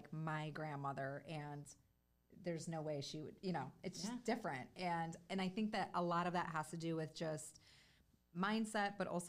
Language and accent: English; Chicago, Illinois, United States; moved away; which is why my parents moved down here. We are from Chicago originally.